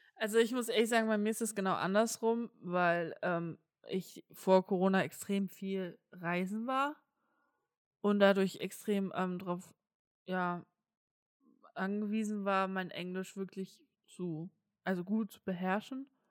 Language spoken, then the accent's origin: German; Saxony, Germany; Ich komme aus Sachsen